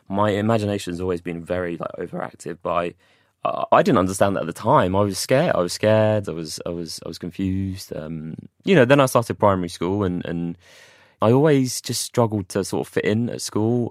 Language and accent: English; London, United Kingdom; moved away as an adult; also born or lived in Watford / Manchester; I'm from London originally